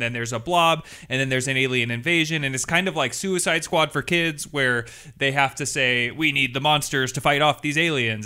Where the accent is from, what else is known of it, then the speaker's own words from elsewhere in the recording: Washington, United States; I am from Washington State